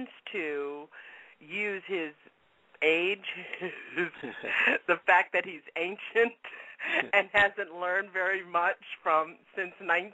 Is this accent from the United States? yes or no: yes; Deep South, United States; I grew up in the Deep South.